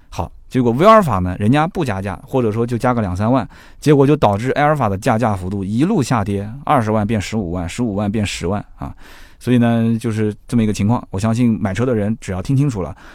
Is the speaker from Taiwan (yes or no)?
no; China; 我们中国人讲叫翼虎